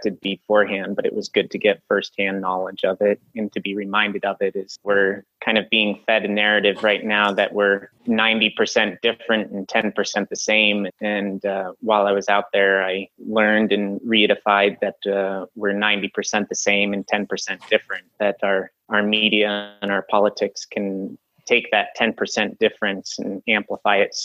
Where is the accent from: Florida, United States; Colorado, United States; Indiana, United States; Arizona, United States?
Colorado, United States; also born or lived in San Francisco; now in Santa Fe, United States; I'm from Colorado.